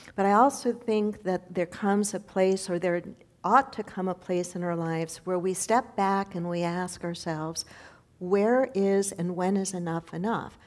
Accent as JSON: {"language": "English", "country": "United States"}